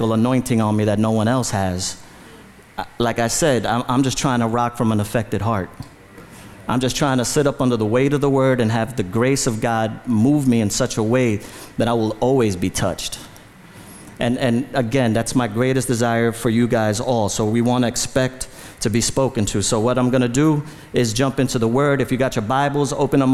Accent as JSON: {"language": "English", "town": "New York City", "region": "New York", "country": "United States", "tie": "born or raised there", "said": "I was born in the Bronx, in the South Bronx, lived in the Bronx my whole life"}